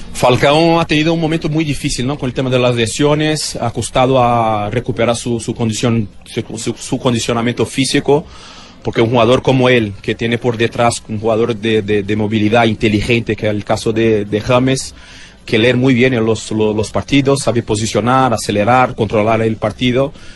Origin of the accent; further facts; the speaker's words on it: Brazil; aquí en mi país